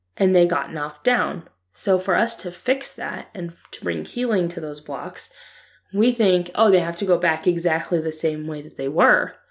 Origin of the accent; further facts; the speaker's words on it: Ohio, United States; I was born and raised in Ohio